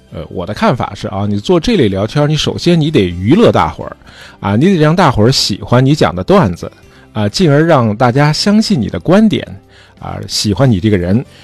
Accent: China; 供给侧这词儿我们中国人听得很耳熟

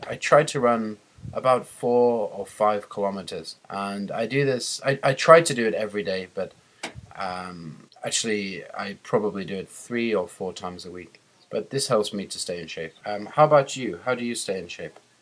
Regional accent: England, United Kingdom; I'm from England

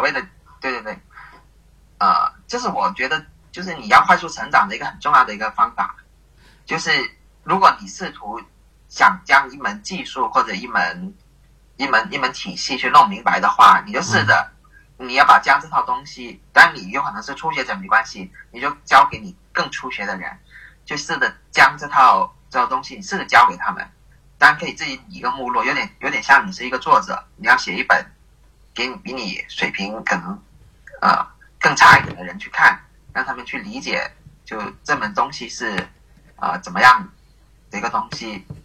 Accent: Guangdong, China; 出生在广东这边的地区

